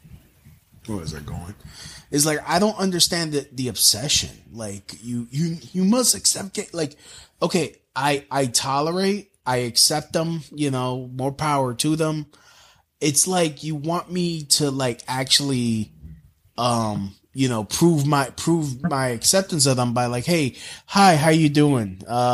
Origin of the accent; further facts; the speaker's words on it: New York, United States; I'm a New Yorker that grew up during the 90s